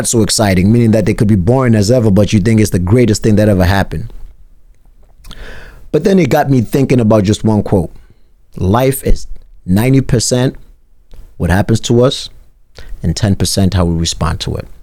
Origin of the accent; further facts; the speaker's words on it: South Africa; now in United States; I grew up in South Africa where if there was cheese, it would have to be split up sometimes